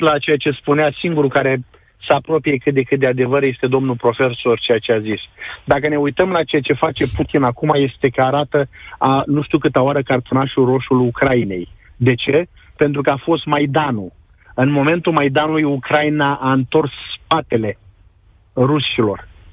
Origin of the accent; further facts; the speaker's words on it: Constanța, Constanța County, Romania; moved away as an adult; also born or lived in Chernivtsi Oblast, Ukraine; now in Ukraine; Eu sunt dobrogean de loc, constanțean